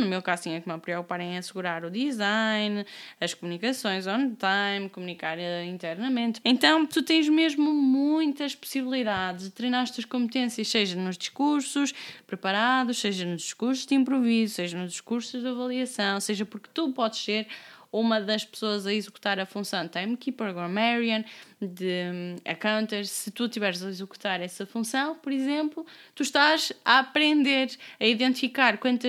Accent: Amarante, Norte, Portugal; also born or lived in Braga; now in Lisbon, Portugal; tenho pronúncia, eu sou de Amarante, vivi nove anos em Braga, agora estou em Lisboa

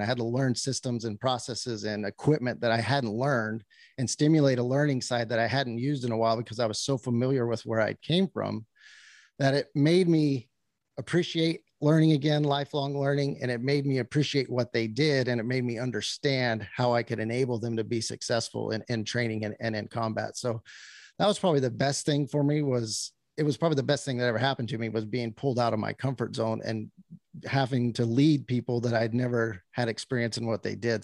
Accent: New Mexico, United States; moved away; born and raised in New Mexico on a cattle ranching out there

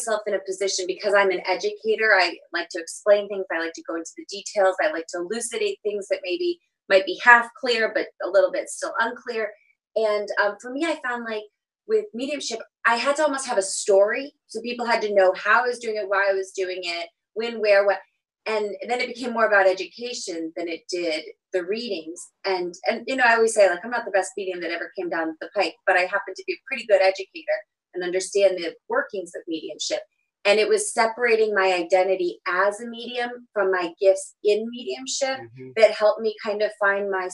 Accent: Alaska, United States; moved away; my home state.

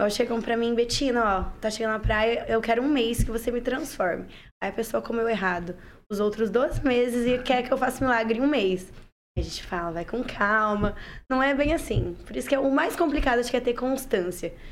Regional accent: Jardim Alegre, Paraná, Brazil; moved away as an adult; Eu sou de Jardim Alegre

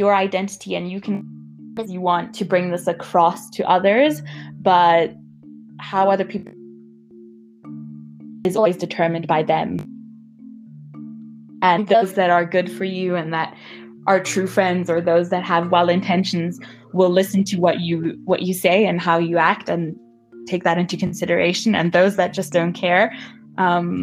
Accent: Namibia; moved away as an adult; I'm from Namibia

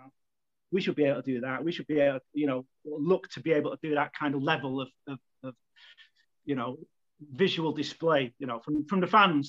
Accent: Manchester, North West England, United Kingdom; I'm from Manchester as well. So obviously, there's a big, heavy musical presence there. So I grew up with that. I grew up in that environment

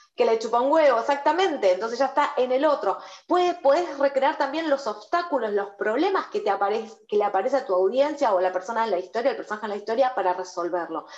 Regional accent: Argentina

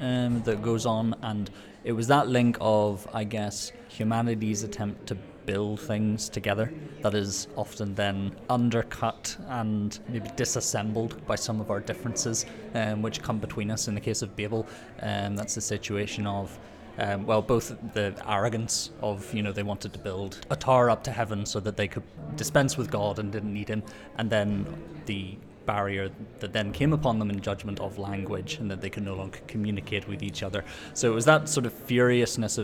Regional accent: Belfast, Northern Ireland, United Kingdom; I'm a composer from Belfast in Northern Ireland.

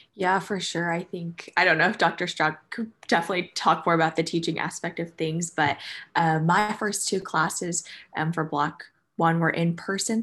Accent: New Jersey, United States; moved away as an adult; now in Danville, Kentucky, United States; I'm from New Jersey, so quite far away from Danville, Kentucky

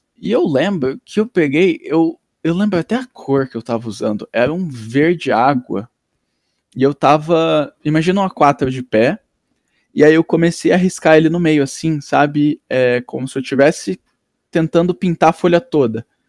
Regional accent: Londrina, Paraná, Brazil; also born or lived in Nova Iguaçu, Rio de Janeiro / Ivaiporã/Itamaiana, Paraná / Grandes Rios, Paraná; Até parar em Londrina em quando tinha seis anos

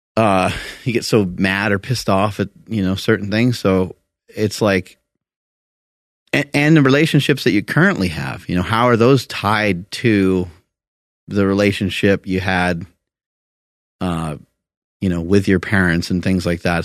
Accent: New York, United States; I'm from New York

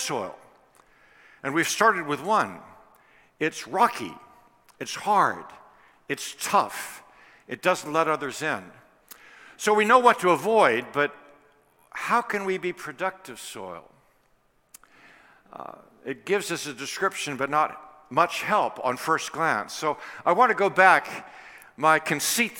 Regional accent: Washington, District of Columbia, United States; Washington, D.C., I think you know, is my hometown

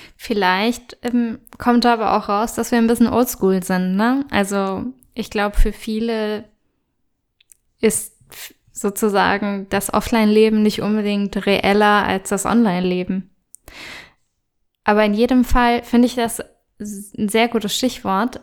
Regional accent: Germany; bei uns in Deutschland

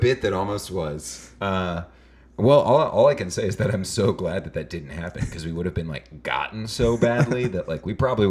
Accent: United States; Yeah, I'm an American, aren't I?

